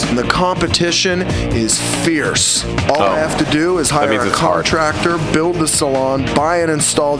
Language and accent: English; Southern California, United States; I grew up in Southern California